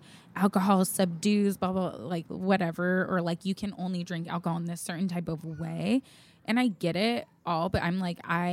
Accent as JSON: {"language": "English", "area": "South Bay", "region": "California", "country": "United States", "said": "we're from the South Bay. Of California"}